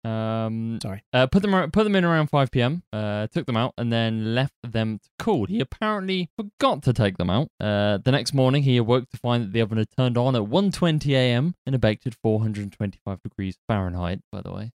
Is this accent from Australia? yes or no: no; United Kingdom; we're British, so we're cynical by default